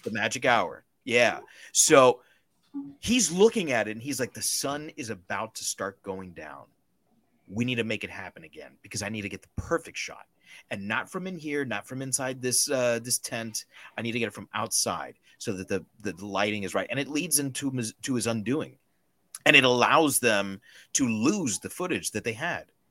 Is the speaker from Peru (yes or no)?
no; Cuba